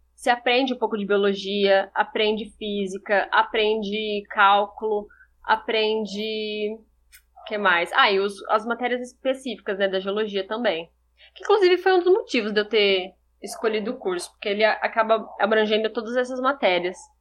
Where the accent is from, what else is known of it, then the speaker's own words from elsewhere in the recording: São José do Rio Preto, São Paulo, Brazil; also born or lived in Rio Claro; eu sou de São José do Rio Preto